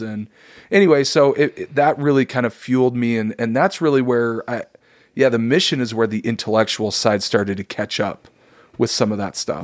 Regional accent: Davis County, Utah, United States; I grew up in Davis County, Utah.

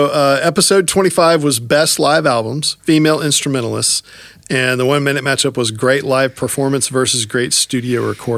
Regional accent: Friendswood, Texas, United States; he's from my hometown.

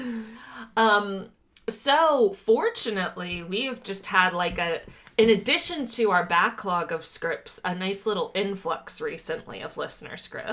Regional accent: Louisiana, United States; Jim Bowie was the biggest charlatan to ever come from my home state of Louisiana, which is saying a lot since the state is known for producing charlatans.

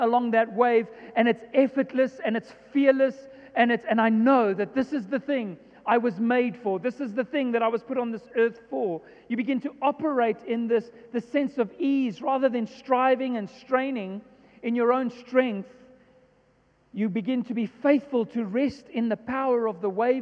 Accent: Johannesburg, Gauteng, South Africa; I was born and raised in Joburg

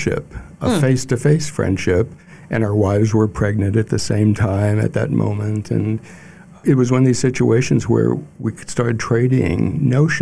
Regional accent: Kansas City, Missouri, United States; also born or lived in Edwardsville, Illinois / Glen Carbon, Illinois; now in Jacksonport, United States; I was born in Kansas City

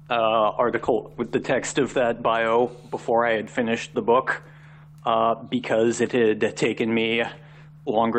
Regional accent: Richmond, Virginia, United States; moved away as an adult; now in Washington, D.C., United States; I am originally from Richmond, and that's why I ended up in the Washington, D.C. area.

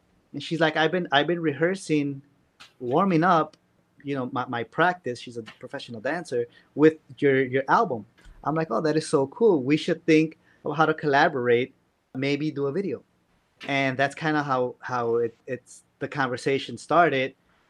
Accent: Chicago, Illinois, United States; Anywhere in the world, they ask me where you're from. I'm from Chicago.

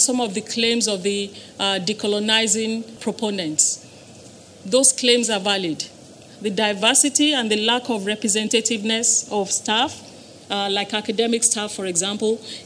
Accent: Nigeria; moved away; the era in which I grew up in Nigeria

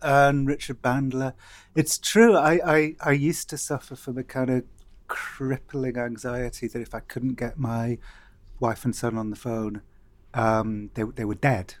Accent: Cardiff, Wales, United Kingdom; growing up in Cardiff

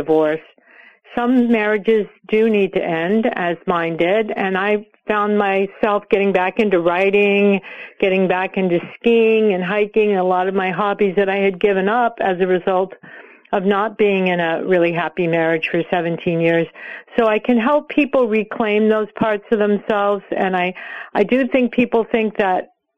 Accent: California, United States; I grew up in California in the 1960s

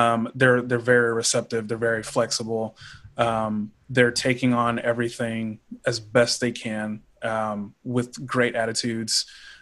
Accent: Pflugerville, Texas, United States; I'm from Pflugerville, Texas, which is about 5 minutes north of Austin.

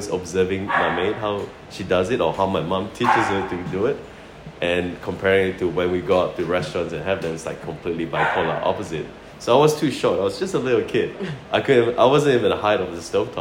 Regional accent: Sarawak, Malaysia; also born or lived in Christchurch, New Zealand; now in Australia; I'm from Malaysia, from a state called Sarawak.

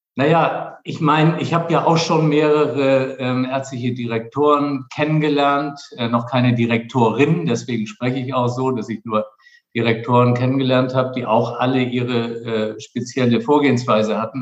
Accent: Flensburg, Schleswig-Holstein, Germany; also born or lived in Kiel; geboren in Flensburg und zwar im Jahr 1958, also schon lange zurück. Und dann habe ich meine Kindheit in Flensburg verbracht

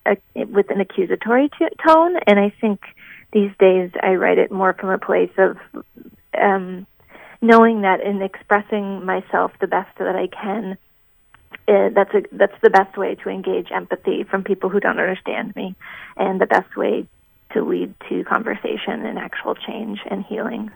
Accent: Minnesota, United States; now in Boston, United States; I'm from Minnesota and grew up with some some music in the family

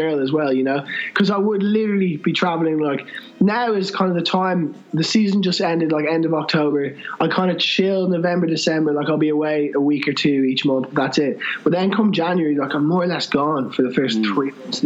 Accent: Ireland; I'm from Ireland

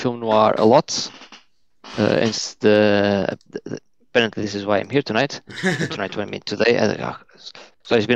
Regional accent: Portugal; moved away as an adult; now in United Kingdom; I'm originally from Portugal, but I've lived 8.5 years now in the UK.

